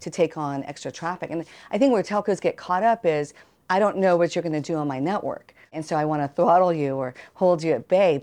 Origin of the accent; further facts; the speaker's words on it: Austin, Texas, United States; my hometown of Austin, Texas